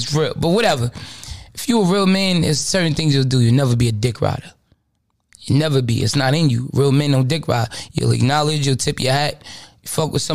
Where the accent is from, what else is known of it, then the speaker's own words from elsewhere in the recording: New York City, New York, United States; I'm really from Brooklyn